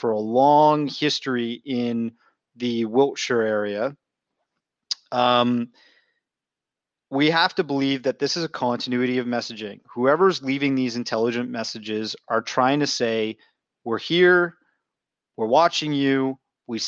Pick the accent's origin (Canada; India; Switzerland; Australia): Canada; I'm from Canada